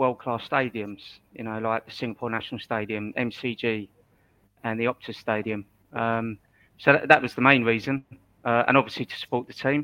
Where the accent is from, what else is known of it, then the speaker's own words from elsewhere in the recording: Ireland; being Irish